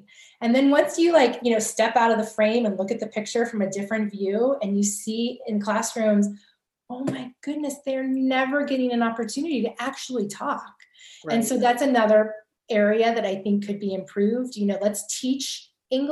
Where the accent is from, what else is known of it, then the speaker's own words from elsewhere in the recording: California, United States; I'm from California